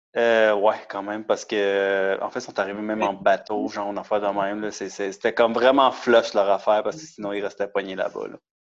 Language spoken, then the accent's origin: French; Montreal, Quebec, Canada; also born or lived in Laval; je suis techniquement né à Montréal, grandi un peu à Montréal et à Laval